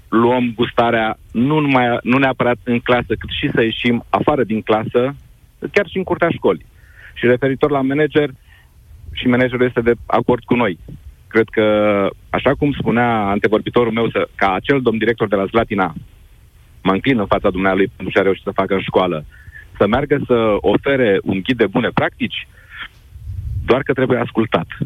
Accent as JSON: {"language": "Romanian", "town": "Craiova", "region": "Dolj", "country": "Romania", "moved": "as an adult", "lives_now": "Cluj-Napoca, Romania", "said": "și Ruxandra știe de unde sunt. Sunt din Craiova, bineînțeles."}